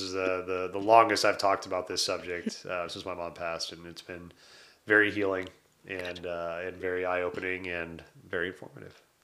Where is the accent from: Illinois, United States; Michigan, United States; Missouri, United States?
Michigan, United States; Detroit; So I was born in Detroit.